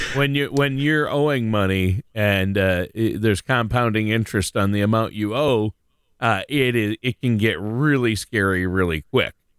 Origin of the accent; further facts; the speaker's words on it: Minnesota, United States; here in, where, my hometown, uh, in Minnesota